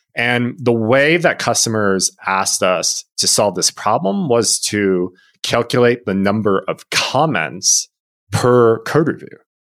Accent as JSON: {"language": "English", "region": "Illinois", "country": "United States", "tie": "born or raised there", "said": "growing up in Illinois, U I U C was the obvious choice"}